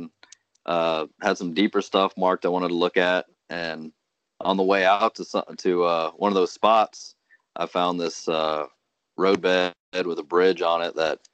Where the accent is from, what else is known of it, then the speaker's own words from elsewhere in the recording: Cincinnati, Ohio, United States; I grew up here in Cincinnati, and my mom's from Corinth, Mississippi